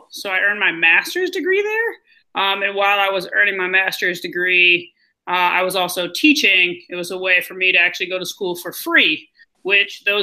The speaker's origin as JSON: {"language": "English", "town": "Ann Arbor", "region": "Michigan", "country": "United States", "also_born_or_lived": "Chicago, United States", "said": "I'm from Ann Arbor, but I've lived on both coasts and I've lived in Chicago."}